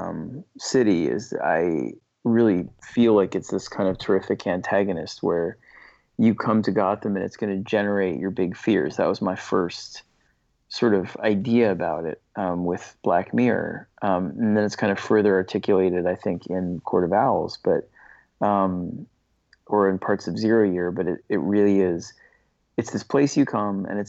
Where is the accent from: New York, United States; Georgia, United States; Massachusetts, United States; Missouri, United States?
New York, United States; New York City; I grew up on the Lower East Side in Manhattan